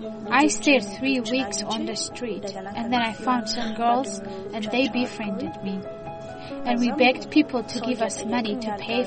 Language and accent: English; Addis Ababa, Ethiopia; born there; I was born in Addis Ababa. I'm 17 years old.